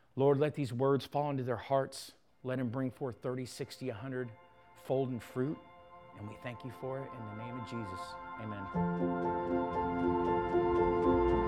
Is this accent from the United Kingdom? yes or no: no; South Florida, United States; I grew up in South Florida